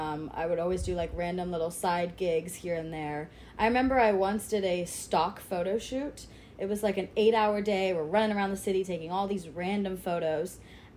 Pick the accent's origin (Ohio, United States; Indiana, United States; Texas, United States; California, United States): Texas, United States; Fort Worth; moved away as an adult; also born or lived in Brussels, Belgium; now in New York, United States; So I was born in Brussels, Belgium, but I moved to the States when I was 3. So I was raised in Fort Worth, Texas.